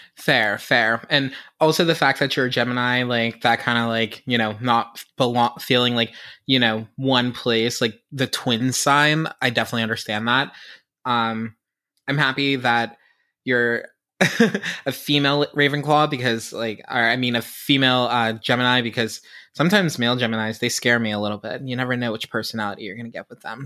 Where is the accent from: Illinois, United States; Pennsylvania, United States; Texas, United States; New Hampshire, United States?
Pennsylvania, United States; Pittsburgh; I am from Pittsburgh